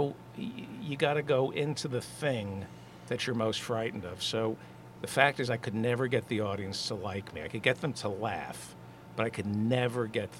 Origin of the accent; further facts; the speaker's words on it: Brooklyn, New York, United States; born there; I'm born in Brooklyn.